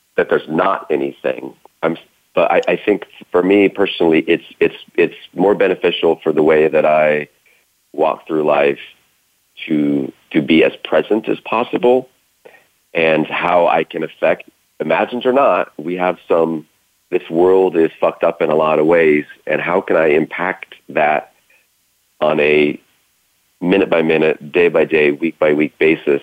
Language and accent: English; Idaho, United States; I was born in Idaho, 1975